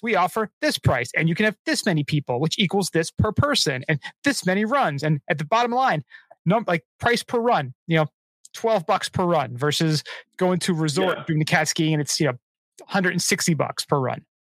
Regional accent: New Jersey, United States; I'm I'm from Jersey

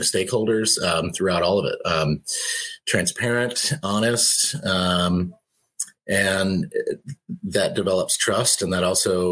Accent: Chicago, Illinois, United States; I grew up just outside of Chicago, just north of the city, right on Lake Michigan.

